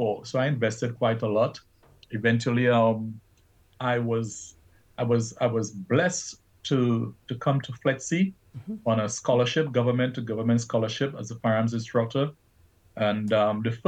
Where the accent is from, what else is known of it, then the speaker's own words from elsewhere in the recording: Trinidad & Tobago; moved away; I was born in Trinidad and Tobago and raised up by my grandparents and my mom